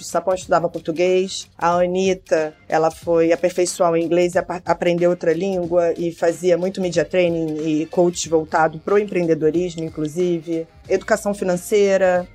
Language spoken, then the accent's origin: Portuguese; Rio de Janeiro, Brazil; Eu nasci na Tijuca. A Tijuca é rodeada de comunidades.